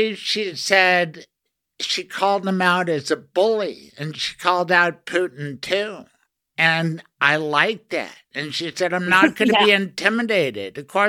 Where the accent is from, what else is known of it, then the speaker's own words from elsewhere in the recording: Denver, Colorado, United States; Well, I grew up near Lowry, near GW. I'm old enough to watch the planes fly in there.